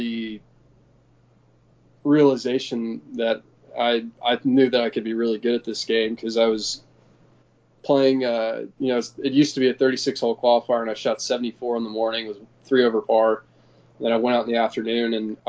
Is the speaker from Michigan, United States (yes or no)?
no; Dallas, Texas, United States; also born or lived in San Francisco, California; the club that I grew up at in Dallas called Bent Tree